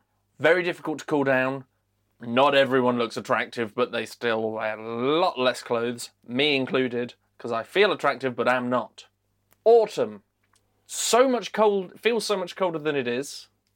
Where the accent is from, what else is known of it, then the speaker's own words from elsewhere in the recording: United Kingdom; as British people